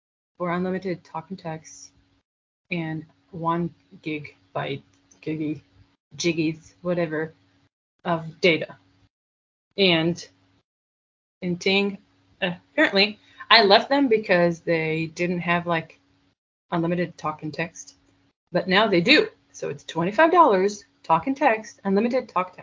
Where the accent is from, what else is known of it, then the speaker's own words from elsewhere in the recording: India; accent: Indian; English is a second language; because that's my Indian accent